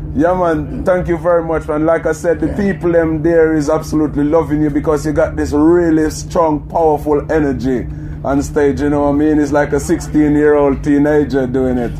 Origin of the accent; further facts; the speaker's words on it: Jamaica; now in United Kingdom; I'm from Jamaica myself